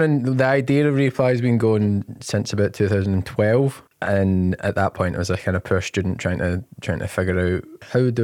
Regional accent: Glasgow, Scotland, United Kingdom; I grew up in the East End of Glasgow

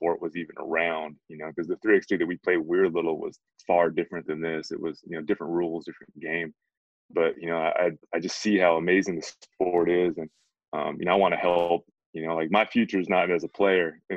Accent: United States; moved away as an adult; also born or lived in Korea; now in South Korea; growing up in America

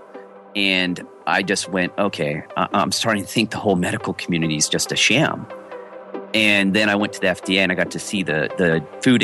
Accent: Sierra Nevada, California, United States; I grew up in the Sierra Nevadas in California

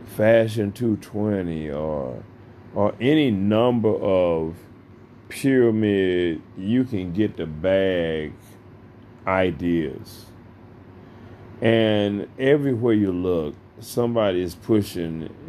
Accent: United States; we are American citizens

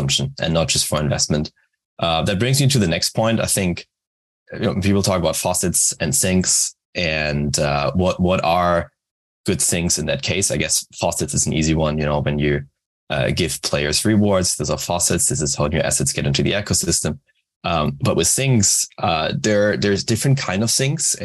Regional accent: Germany; moved away as an adult; now in Japan; I'm originally from Germany, but based in Japan for the last 4 years.

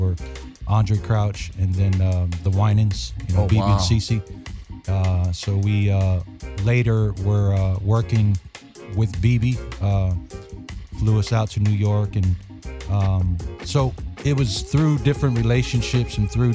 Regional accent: Samoa; also born or lived in Oceanside, California; now in Nashville, United States; we grew up in Samoa, in the islands

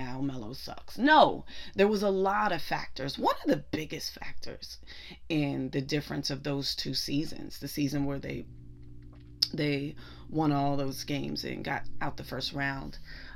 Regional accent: Pittsburgh, Pennsylvania, United States; I'm from Pittsburgh

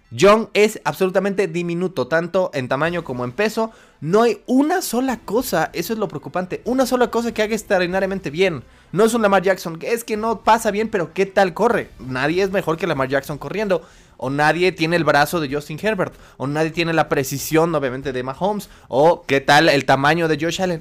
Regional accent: Mexico

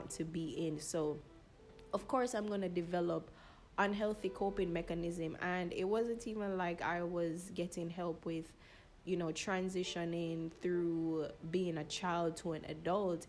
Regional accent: United States; also born or lived in Jamaica; I was born in Jamaica, but I was raised in America most of my childhood years.

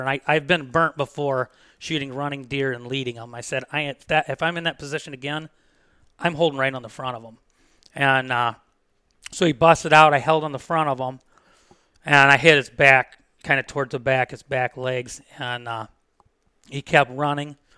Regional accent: Defiance, Ohio, United States; moved away as an adult; also born or lived in Williams County, Ohio / West Unity, Ohio; I'm from Defiance. I've lived there for twenty-five years. I moved to Williams

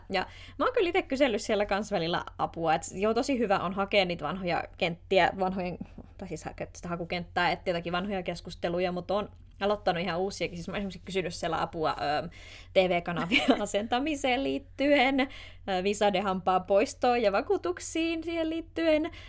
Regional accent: Finland; moved away as an adult; now in Netherlands; mekin ollaan Suomesta

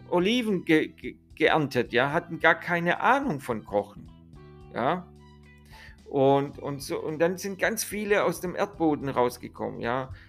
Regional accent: Italy; ich bin ja selber Italiener, ihr wisst ja

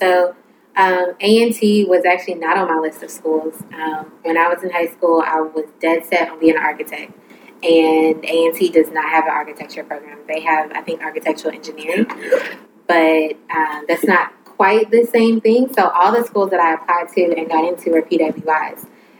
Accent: Durham, North Carolina, United States; I didn't go to black schools growing up, even though I'm from Durham.

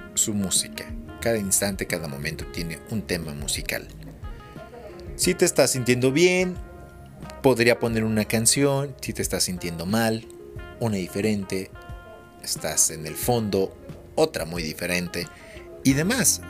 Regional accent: Mexico City, Mexico; moved away as an adult; now in Hidalgo, Mexico; viví muchos años en Ciudad de México. Y nací allá y crecí allá y allá me desarrollé y todo. Por eso soy chilango hidalguense

